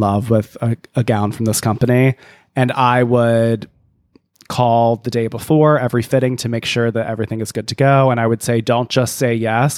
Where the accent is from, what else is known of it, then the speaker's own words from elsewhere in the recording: Canada; I'm from Canada